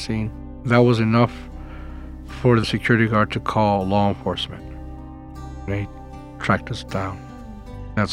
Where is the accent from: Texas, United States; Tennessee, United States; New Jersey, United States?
Texas, United States; El Paso; moved away as an adult; also born or lived in Austin, Texas; I grew up in El Paso, Texas.